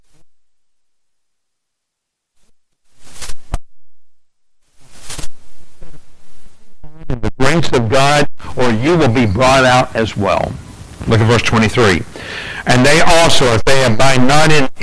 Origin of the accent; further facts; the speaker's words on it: England, United Kingdom; I'm English